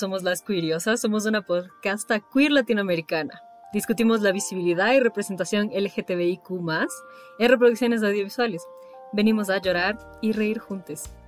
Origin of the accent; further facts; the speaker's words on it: Ecuador; soy de Ecuador